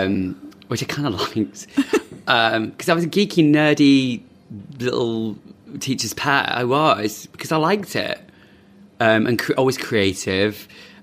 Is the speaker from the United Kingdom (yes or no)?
yes; London, United Kingdom; born there; also born or lived in Manchester / Midlands; London, born here in London, moved to Manchester. And then we've lived in the Midlands a bit and just moved around a lot. And I came back to London 14 years ago